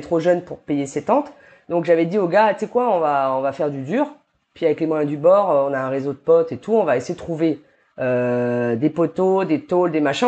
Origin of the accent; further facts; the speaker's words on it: New Caledonia; j'ai grandi en Calédonie